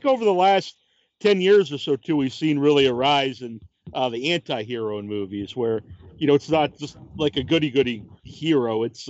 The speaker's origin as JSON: {"language": "English", "region": "Massachusetts", "country": "United States", "said": "Yeah, I'm from Massachusetts, so Mark Wahlberg's very big here, you know, in Boston."}